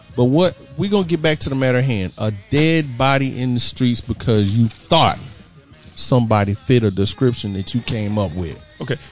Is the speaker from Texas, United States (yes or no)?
yes; Houston, Texas, United States; my hometown, Houston, Texas